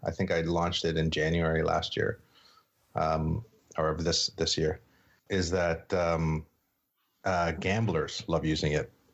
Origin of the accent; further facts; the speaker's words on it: Sault Ste. Marie, Ontario, Canada; I grew up in Sault Ste. Marie, Northern Ontario